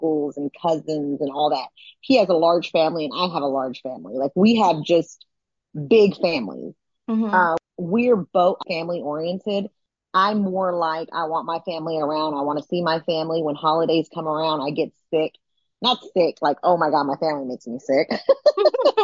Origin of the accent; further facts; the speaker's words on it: Austin, Texas, United States; moved away as an adult; also born or lived in Georgia; Luckily, we are from the same place. We're from Austin, Texas